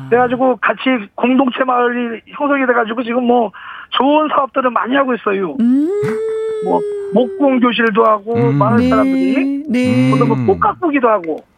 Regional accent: Gyeonggi Province, South Korea; 원래는 이제 저희 고향이 경기도예요

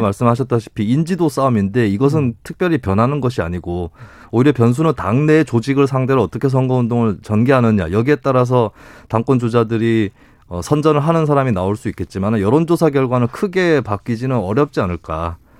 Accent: Daegu-Gyeongbuk, South Korea; 저 같은 경우는 또 대구 경북 출신이라

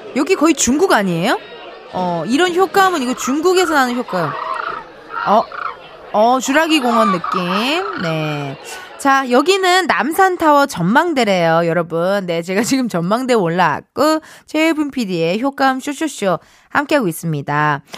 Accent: Incheon, South Korea; 저도 인천 사람이라

